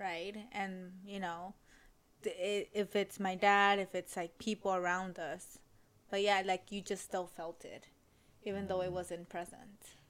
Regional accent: Los Angeles, California, United States; daughter of immigrants, or my parents are immigrants, born and raised in South LA.

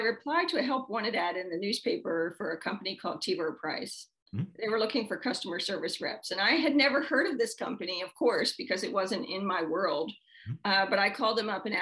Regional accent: Baltimore, Maryland, United States; I was born and raised in Baltimore City

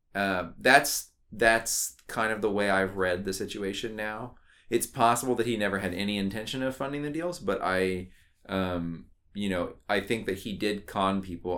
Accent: Austin, Texas, United States; I was born in Austin, Texas.

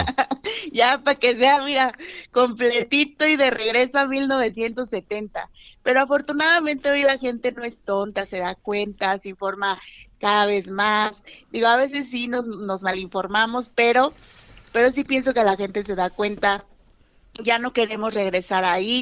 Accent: Nuevo León, Mexico; representar a Nuevo León, mi estado

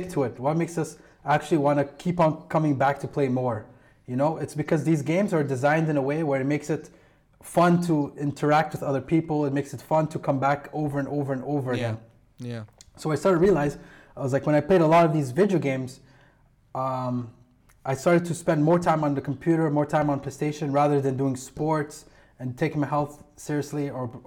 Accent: Kuwait; I'm from Kuwait, and I went to school in the same school as you

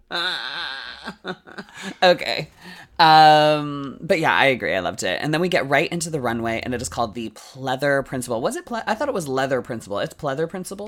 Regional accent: Canada; we are just Canadian

